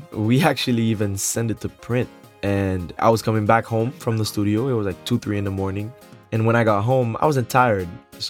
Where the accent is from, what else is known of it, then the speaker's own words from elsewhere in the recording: Port-au-Prince, Ouest, Haiti; I was born in Port-au-Prince, Haiti in 1988, so I'm 28 years old.